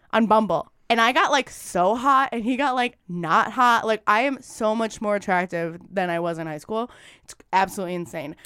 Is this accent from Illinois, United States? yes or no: yes; northwest suburbs of Chicago, Illinois, United States; I'm from the northwest suburbs of Chicago